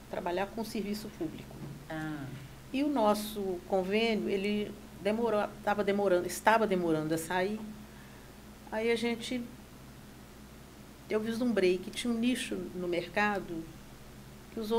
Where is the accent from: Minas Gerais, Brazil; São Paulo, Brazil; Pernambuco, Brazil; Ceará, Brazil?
Minas Gerais, Brazil; Juiz de Fora; also born or lived in Governador Valadares; eu sou de Governador Valadares, mas fui criado em Juiz de Fora.